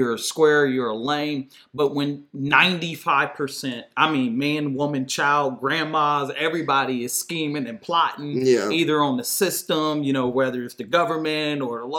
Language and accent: English; Detroit, Michigan, United States; moved away; I grew up, my grandma's house was between 7 Mile and Evergreen, so right around the corner